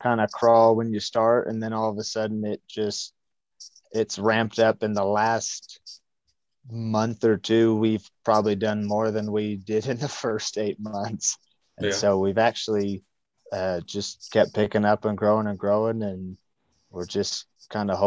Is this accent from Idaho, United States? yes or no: yes; Southeast Idaho, United States; I'm born and raised in Southeast Idaho